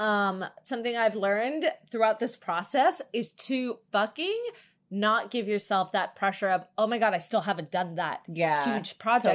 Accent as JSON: {"language": "English", "region": "New Jersey", "country": "United States", "moved": "yes", "said": "I'm from Jersey. In case for any new listeners, we're both from the East Coast."}